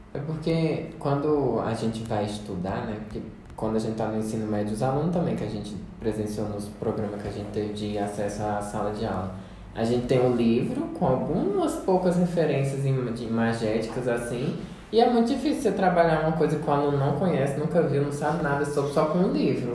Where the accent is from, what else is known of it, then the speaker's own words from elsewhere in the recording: Paraíba, Brazil; now in Goiás, Brazil; eu não sou daqui de Goiás, mas ah, sou lá do Nordeste, da Paraíba.